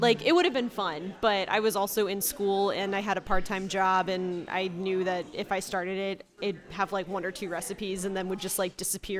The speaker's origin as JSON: {"language": "English", "town": "St. Louis", "region": "Missouri", "country": "United States", "tie": "born or raised there", "said": "I'm from St. Louis. I went to Rosati Kane High School."}